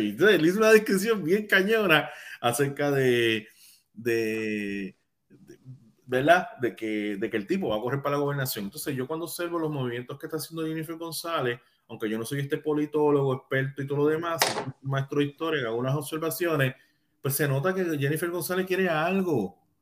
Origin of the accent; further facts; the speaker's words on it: Puerto Rico; first language Spanish; yo soy puertorriqueño